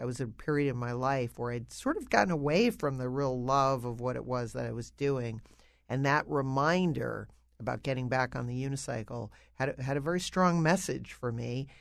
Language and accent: English; Connecticut, United States; moved away; I grew up in New England